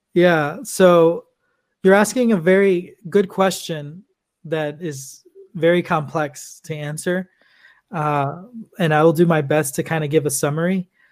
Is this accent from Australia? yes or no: no; Los Angeles, California, United States; I'm originally from Los Angeles, California